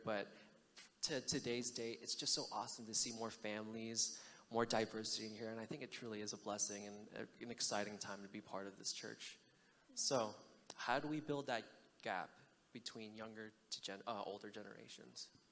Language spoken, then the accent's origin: English; United States; I'm American born